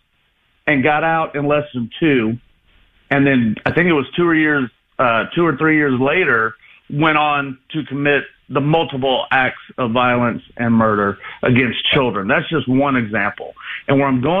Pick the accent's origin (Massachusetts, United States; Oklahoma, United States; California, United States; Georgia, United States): Georgia, United States; now in Illinois, United States; I'm originally from Georgia